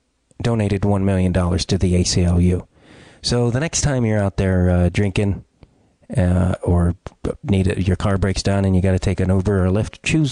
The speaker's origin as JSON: {"language": "English", "town": "Chicago", "region": "Illinois", "country": "United States", "said": "I'm an Irish kid from Chicago"}